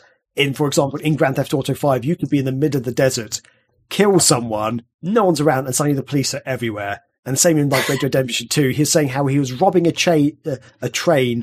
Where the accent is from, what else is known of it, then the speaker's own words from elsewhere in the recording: England, United Kingdom; I'm English